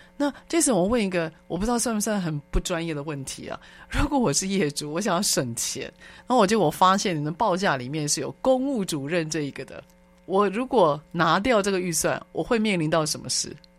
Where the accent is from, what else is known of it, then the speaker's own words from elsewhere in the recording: Taiwan; 我们台湾